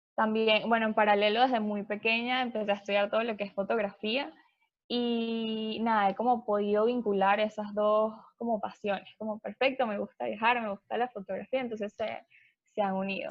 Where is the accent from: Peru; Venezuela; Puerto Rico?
Venezuela; yo soy de Venezuela, em, estudié ingeniería